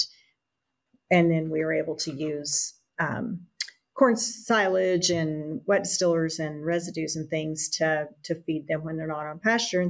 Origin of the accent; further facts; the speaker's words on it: Amarillo, Texas, United States; I grew up outside of Amarillo, Texas, on an integrated farm, dry land farming operation